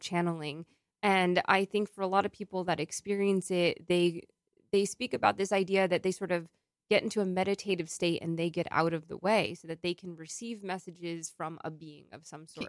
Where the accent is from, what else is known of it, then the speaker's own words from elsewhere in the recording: New York, United States; as a New Yorker